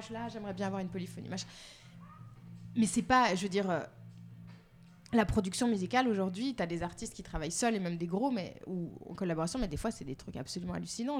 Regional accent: Geneva, Switzerland; je suis née en Suisse, dans un pays euh, très conservateur

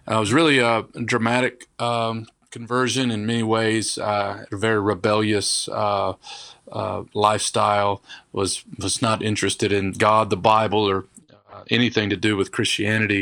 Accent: Kentucky, United States; also born or lived in Detroit, Michigan; now in Raleigh, United States; I was born in Detroit, Michigan, um, but moved to Kentucky when I was small

